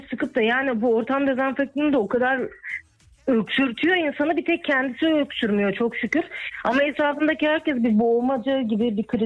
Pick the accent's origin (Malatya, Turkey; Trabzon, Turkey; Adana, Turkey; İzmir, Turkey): İzmir, Turkey